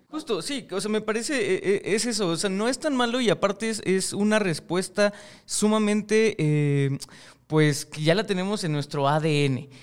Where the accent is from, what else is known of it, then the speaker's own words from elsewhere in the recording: Mexico; yo estoy en México y soy mexicano y obviamente me crié dentro de una cultura mexicana